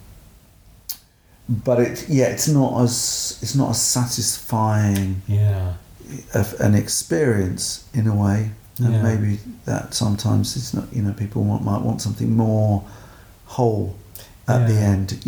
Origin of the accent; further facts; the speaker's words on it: United Kingdom; as a British director